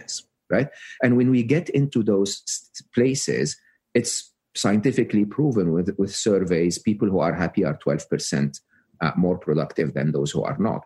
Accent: Egypt; moved away; I'm Egyptian, uh, born and raised in Egypt.

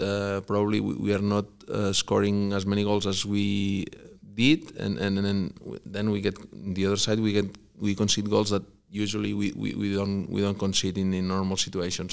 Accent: Barcelona, Catalonia, Spain; born or raised there; English is a second language; moved away as an adult; also born or lived in Vigo / Mallorca; now in Kansas City, United States

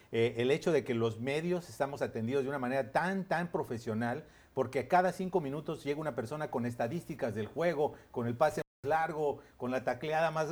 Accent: Mexico; yo como mexicano

